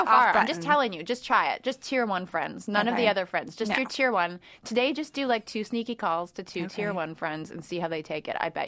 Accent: Canada; moved away; I grew up in Canada.

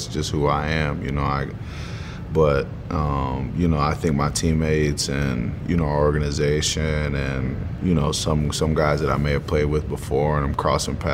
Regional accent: Richmond, Indiana, United States; growing up in Richmond, Indiana, small town of like 30,000 people

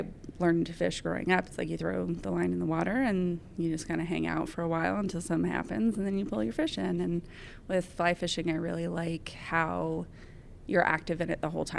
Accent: Chico, California, United States; I am from Chico, California

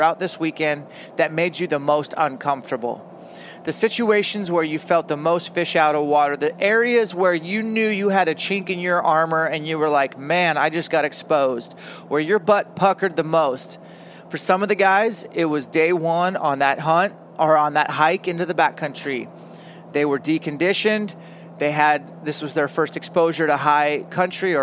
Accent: Elk, Washington, United States; I grew up in Elk, Washington for the first 7 or 8 years of my life

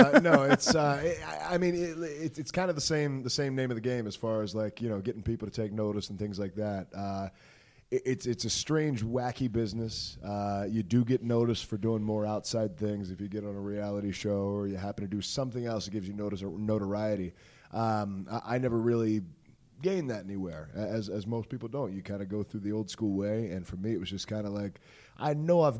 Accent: Maryland, United States; moved away as an adult; also born or lived in Ohio; there was a wrestling school in my hometown where I'm from in Maryland

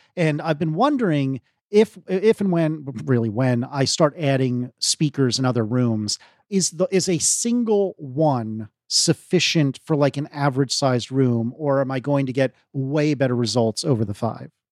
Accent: United States; I'm an American, but I am nowhere near that accent.

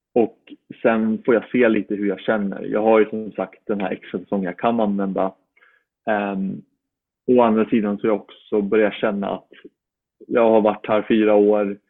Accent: Uppsala, Uppsala County, Sweden; born or raised there; moved away as an adult; now in Florida, United States

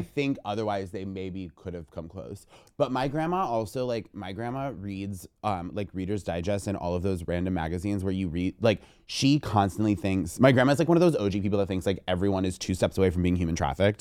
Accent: Vermont, United States; I'm from Vermont

